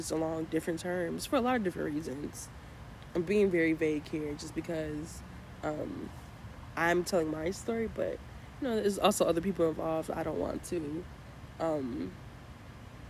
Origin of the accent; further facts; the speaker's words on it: Chicago, Illinois, United States; I'm from Chicago, and we have a lot of crazy potholes.